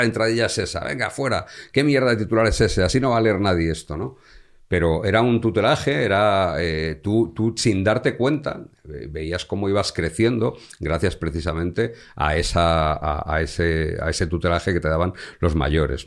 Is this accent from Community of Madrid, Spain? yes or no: yes; Madrid, Community of Madrid, Spain; yo soy madrileño